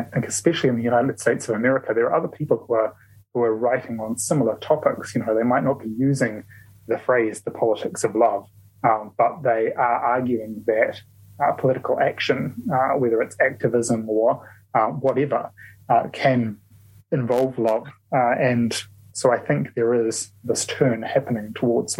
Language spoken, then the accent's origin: English; New Zealand; I'm a Kiwi